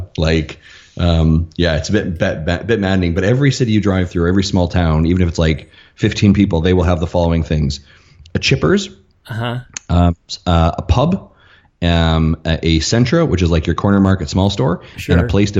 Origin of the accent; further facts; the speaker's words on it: Canada; moved away as an adult; I'm from Canada, eh?